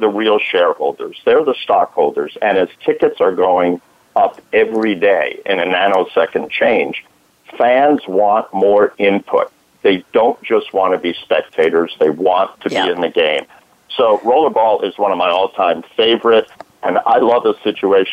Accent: Valley Stream, New York, United States; I'm from Valley Stream, Long Island

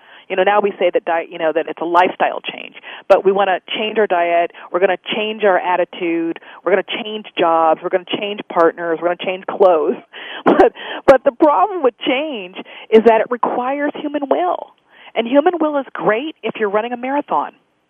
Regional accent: United States; Well, for me, as an Indian, as a Native American, it's the relationship to God, the Creator, the universe, the trees, the stars.

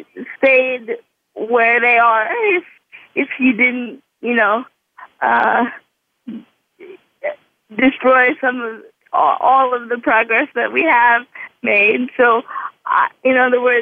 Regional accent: New York, United States; as a New Yorker

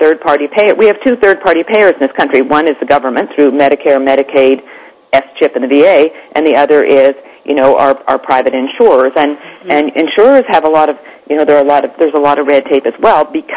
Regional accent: Canada; now in United States; I'm Canadian. I'm an American now, but I grew up in Canada under a government-run, totally government-run healthcare system

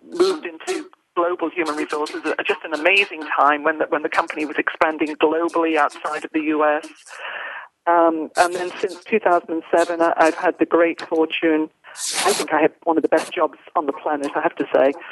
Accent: United Kingdom; now in United States; I am a Brit, um, although now an American national, I, am certainly I'm still a very proud Brit at heart.

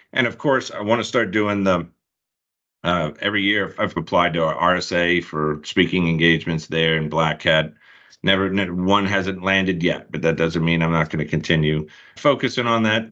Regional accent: Charlotte, North Carolina, United States; We're both from the Charlotte area

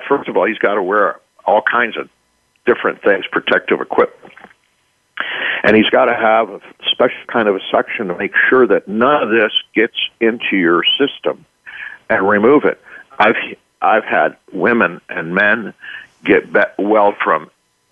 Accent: Switzerland; now in United States; I was raised in Switzerland and educated there.

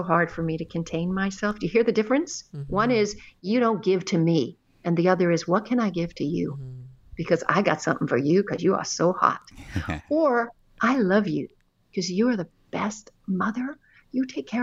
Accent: Canada; now in United States; although I've lived in America for a very long time, I'm actually Canadian

